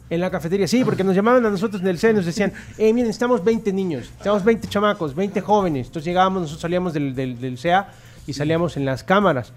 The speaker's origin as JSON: {"language": "Spanish", "town": "Tampa", "region": "Florida", "country": "United States", "tie": "born or raised there", "also_born_or_lived": "Mexico / Mexico City", "moved": "yes", "lives_now": "El Salvador", "said": "en mi infancia la transcurrí en Tampa, Florida, en los Estados Unidos"}